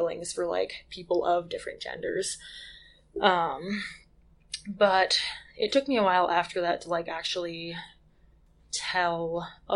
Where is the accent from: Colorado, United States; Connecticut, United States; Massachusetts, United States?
Massachusetts, United States; Western; moved away as an adult; also born or lived in Wyoming; now in Moab, United States; I grew up in Western Massachusetts.